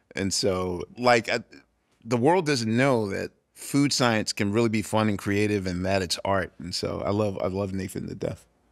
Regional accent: Philadelphia, Pennsylvania, United States; I'm from Philadelphia

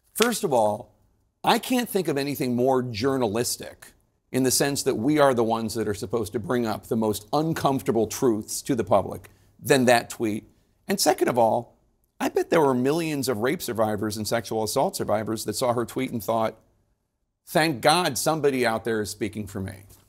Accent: Philadelphia, Pennsylvania, United States; I'm from Philadelphia

